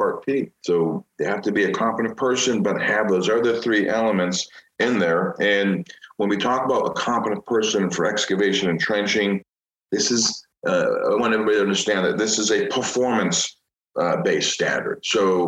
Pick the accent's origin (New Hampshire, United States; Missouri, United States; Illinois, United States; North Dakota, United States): Illinois, United States; Chicago; Growing up in Chicago